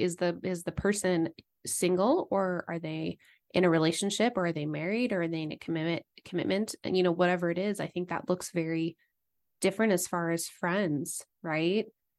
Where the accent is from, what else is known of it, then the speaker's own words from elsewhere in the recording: East Coast, United States; I grew up mainly on the East Coast, and then went to Idaho for college.